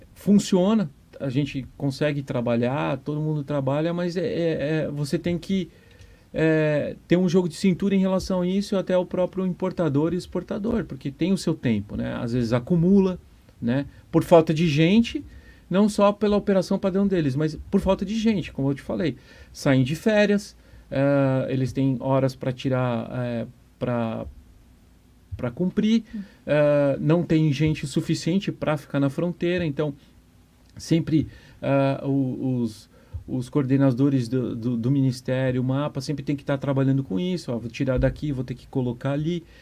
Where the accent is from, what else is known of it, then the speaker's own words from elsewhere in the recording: São Paulo, Brazil; now in Foz do Iguaçu, Brazil; eu sou um paulistano